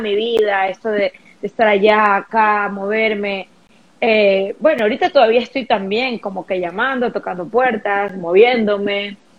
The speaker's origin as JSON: {"language": "Spanish", "town": "Guayaquil", "region": "Guayas", "country": "Ecuador", "tie": "born or raised there", "also_born_or_lived": "United States", "moved": "as an adult", "said": "Soy ecuatoriana, soy guayaquileña, yo amo estar aquí."}